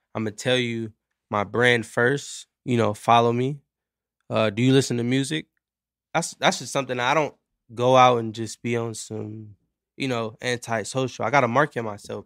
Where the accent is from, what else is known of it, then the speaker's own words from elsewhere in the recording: Carson, California, United States; also born or lived in Long Beach, California; born in, uh, born in Long Beach, raised in Carson, California